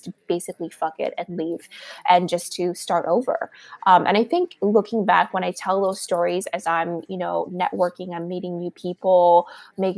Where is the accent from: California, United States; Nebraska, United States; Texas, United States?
California, United States; Los Angeles; moved away as an adult; also born or lived in Miami; now in New York, United States; I was born and raised in Los Angeles